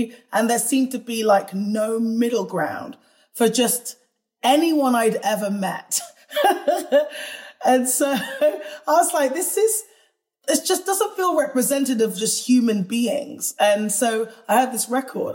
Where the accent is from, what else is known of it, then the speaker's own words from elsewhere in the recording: United Kingdom; in the UK, where, as you could tell by my accent, I was born